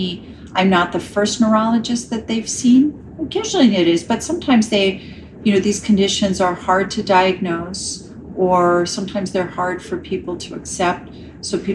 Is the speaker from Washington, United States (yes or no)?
no; New York City, New York, United States; moved away as an adult; also born or lived in Ireland / Chicago; now in Los Angeles, United States; Born and raised in New York City